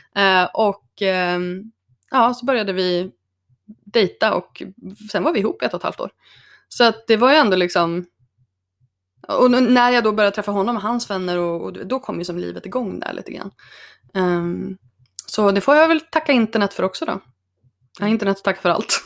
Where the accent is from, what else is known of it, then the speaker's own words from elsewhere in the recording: Örnsköldsvik, Västernorrland County, Sweden; moved away as an adult; also born or lived in Stockholm / New York; Men jag är från, eh, född och uppvuxen i Örnsköldsvik